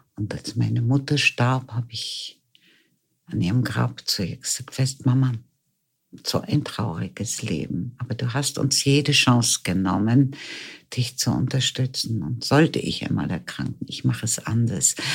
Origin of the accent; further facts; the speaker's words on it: Lüneburg Heath, Lower Saxony, Germany; now in Vienna, Austria; Geboren bin ich in Norddeutschland, in der Lüneburger Heide. Und bin dann mit meinen Eltern als junges Mädchen nach Wien gekommen